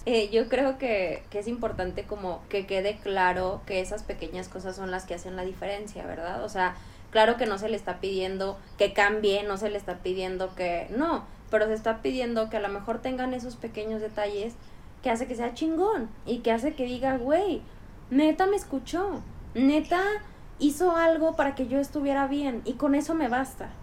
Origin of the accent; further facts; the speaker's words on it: Chihuahua, Mexico; now in Mexico City, Mexico; Chihuahua es súper difícil que alguien te haga un cumplido